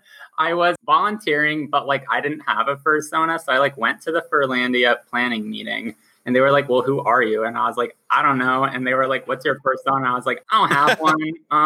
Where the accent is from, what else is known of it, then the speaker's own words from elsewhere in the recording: Boise, Idaho, United States; now in Portland, United States; I am in Portland, just, you know, chilling here. But I moved from Boise, Idaho, very dry, very unpopulated. And I came here for school.